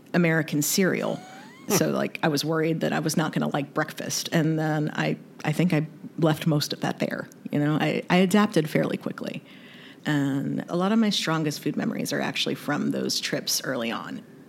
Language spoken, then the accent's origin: English; North Carolina, United States; also born or lived in Kentucky; So I was raised in the South, born in Kentucky, raised in North Carolina